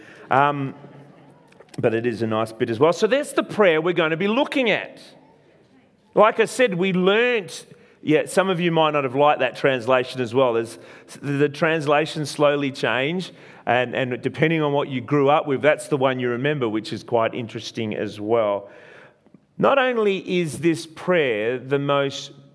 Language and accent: English; Australia; I am an Italian. Well, I was born in Australia. My parents are Italian, so Italian descent